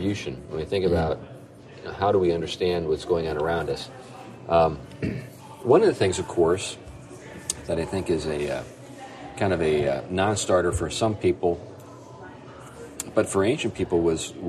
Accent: New England, United States; I'm an outsider. I'm from New England

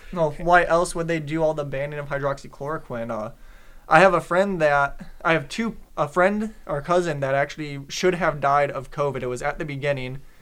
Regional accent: Detroit, Michigan, United States; I'm from Detroit

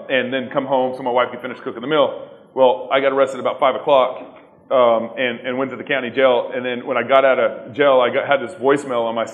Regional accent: Texas, United States; moved away; also born or lived in Eugene, Oregon; growing up in Texas, one of the things that I experienced was kind of a lukewarm Christianity. Everyone here in Texas is a Christian, whether, whether they really were or not. And then my dad moved the family to Oregon in 1997

